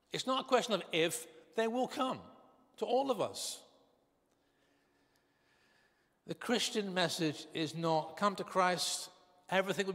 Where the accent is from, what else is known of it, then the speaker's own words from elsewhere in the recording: Northern Ireland, United Kingdom; I was brought up in Northern Ireland.